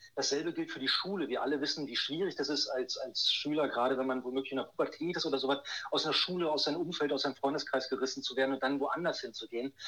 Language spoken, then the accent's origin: German; Berlin, Germany; moved away as an adult; also born or lived in Ludwigsburg; gehöre also zu den Berlinern, bin geborener Berliner